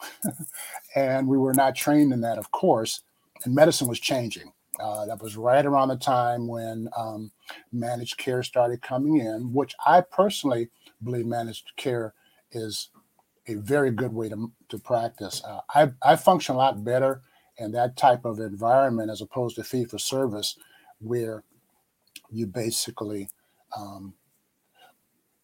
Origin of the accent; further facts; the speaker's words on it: Chicago, Illinois, United States; I grew up in Chicago and was able to go to medical school at Northwestern